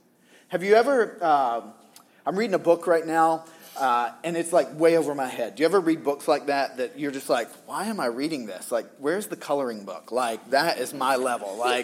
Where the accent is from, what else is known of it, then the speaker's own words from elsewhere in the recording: Southern US, United States; because I grew up in the Bible Belt